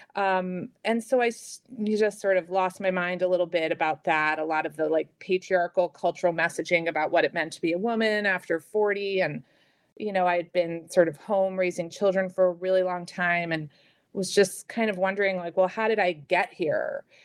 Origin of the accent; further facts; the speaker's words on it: New York City, New York, United States; I grew up in New York City, in Manhattan